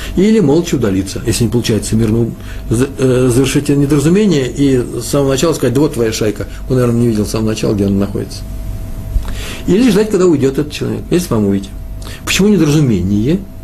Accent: Moscow, Russia; Я из Москвы.

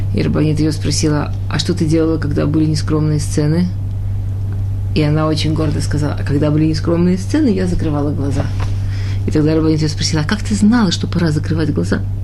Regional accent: Russia; born or raised there; moved away

